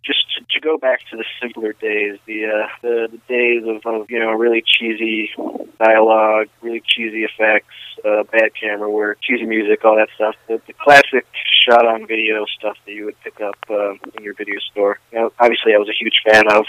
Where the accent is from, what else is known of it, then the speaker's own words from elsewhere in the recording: Rochester, New York, United States; I am a filmmaker from Rochester, New York